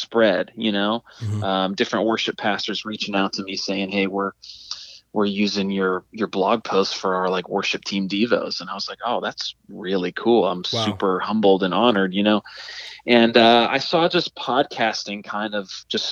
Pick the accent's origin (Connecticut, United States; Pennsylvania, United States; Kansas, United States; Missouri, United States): Pennsylvania, United States; Pittsburgh; I'm from the Pittsburgh, PA area, born and raised there